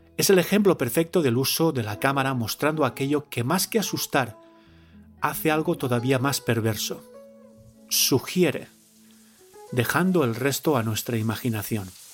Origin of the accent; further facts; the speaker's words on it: the Levantine coast, Valencian Community, Spain; en mi tierra, en la costa levantina